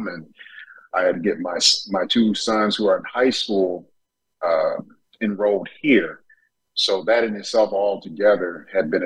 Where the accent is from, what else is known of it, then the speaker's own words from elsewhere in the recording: Detroit, Michigan, United States; also born or lived in Tennessee / Chicago; growing up in Detroit native